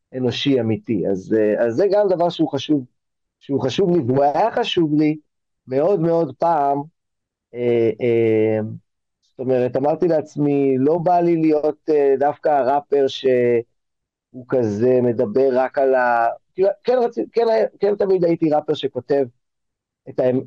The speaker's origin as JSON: {"language": "Hebrew", "town": "Tel Aviv", "region": "Tel Aviv District", "country": "Israel", "tie": "born or raised there", "also_born_or_lived": "Los Angeles", "said": "אני כתל אביבי, אה, אה, שנולדתי בתל אביב, אז יש גם כל מיני אנשים שהיו איתי מהיסודי עד התיכון"}